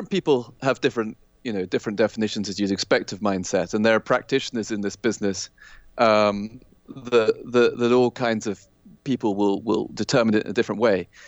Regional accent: Kenya; I, I think I said I, I grew up in Kenya in Africa, which right. was you know a very kind of post-colonial environment. It was a British colony, which you know I, I was born there ten years after independence

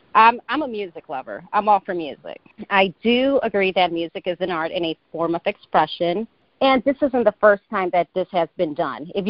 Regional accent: Chicago, Illinois, United States; I myself was raised in Humboldt Park, Logan Square area

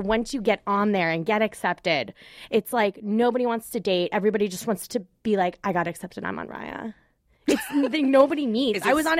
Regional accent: New York, United States; Long Island.

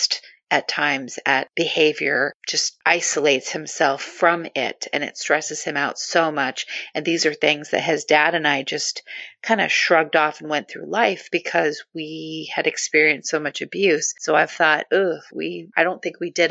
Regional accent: Southern California, United States; moved away; I'm from Southern California originally, so I grew up saying that everything is just awesome.

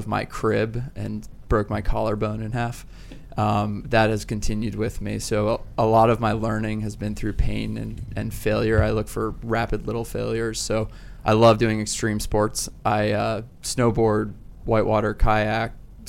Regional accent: Northern Virginia, United States; I'm from Northern Virginia.

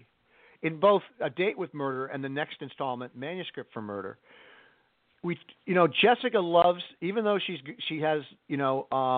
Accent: Rhode Island, United States; I'm from Rhode Island

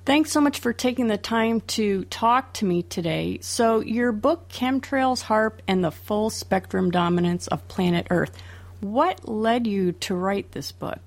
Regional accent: Florida, United States; I grew up in Florida, and I remember as a child have seeing just clear blue skies much of the time

